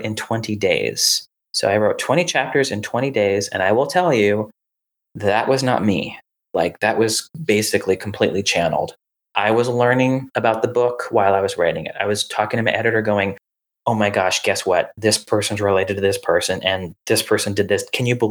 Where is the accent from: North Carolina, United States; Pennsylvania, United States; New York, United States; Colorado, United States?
North Carolina, United States; Raleigh; where I grew up in Raleigh